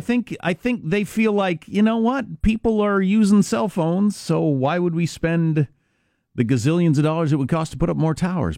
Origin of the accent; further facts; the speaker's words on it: Kansas, United States; my home state of Kansas